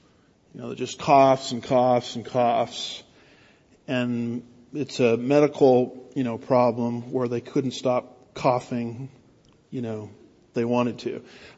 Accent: California, United States; now in Houston, United States; the only reason I can handle Houston traffic is I came from California, Southern California, where it's actually worse

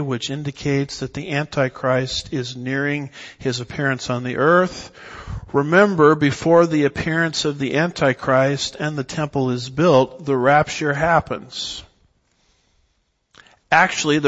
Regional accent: Southern California, United States; I was raised in Southern California

